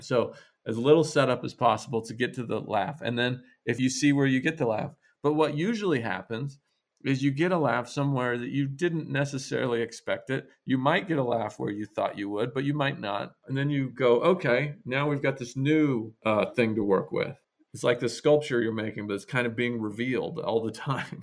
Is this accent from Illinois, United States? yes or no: no; Idaho, United States; moved away as an adult; also born or lived in New York; I was from this very rural place. I was from Idaho.